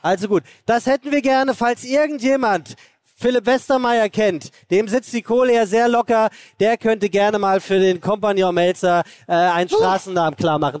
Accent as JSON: {"language": "German", "region": "Hesse", "country": "Germany", "said": "Ich bin Hesse"}